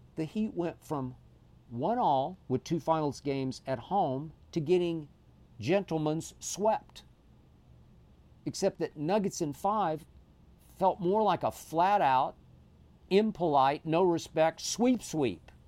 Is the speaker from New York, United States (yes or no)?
no; Oklahoma City, Oklahoma, United States; moved away; my hometown in Oklahoma City